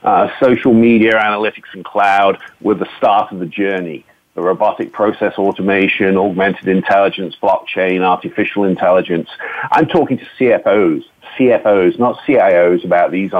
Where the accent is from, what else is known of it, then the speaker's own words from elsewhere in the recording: United Kingdom; now in United States; a Brit living in America